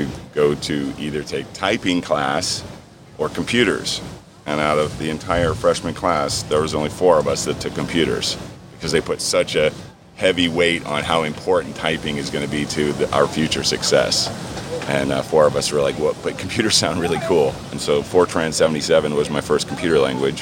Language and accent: English; Key West, Florida, United States; I'm from Key West. I was in Key West